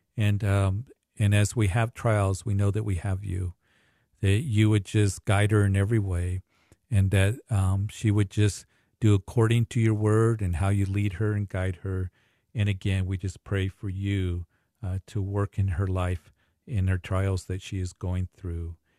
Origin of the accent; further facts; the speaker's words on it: Kansas, United States; moved away; I had a large family back in Kansas when, growing up with many cousins.